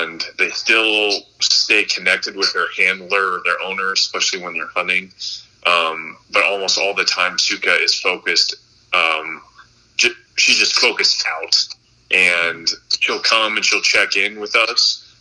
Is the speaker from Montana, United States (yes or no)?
yes; Montana, United States; I grew up in Montana hunting